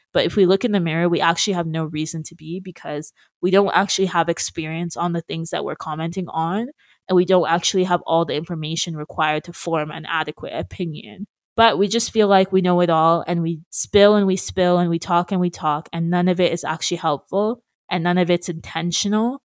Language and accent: English; Brampton, Ontario, Canada; moved away as an adult; also born or lived in Peterborough; But now that I go back to Brampton, which was originally my hometown